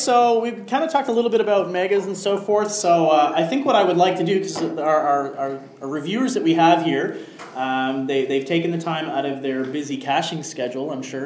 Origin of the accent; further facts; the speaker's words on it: Riverview, New Brunswick, Canada; now in Moncton, Canada; we're both from Riverview